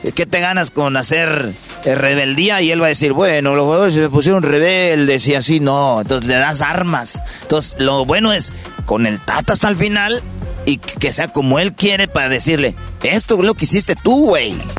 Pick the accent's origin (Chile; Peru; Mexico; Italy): Mexico; somos mexicanos